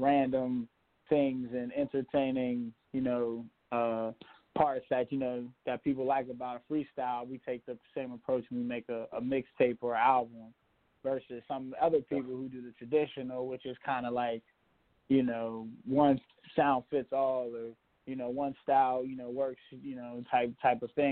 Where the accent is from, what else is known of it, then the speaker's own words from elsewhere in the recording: Pittsburgh, Pennsylvania, United States; I'm from Pittsburgh